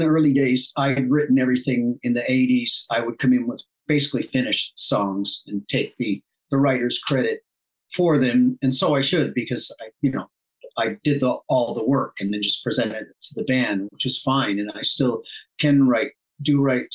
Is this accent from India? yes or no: no; Toronto, Ontario, Canada; moved away as an adult; also born or lived in Illinois; now in Nashville, United States; I am originally from Canada, from Toronto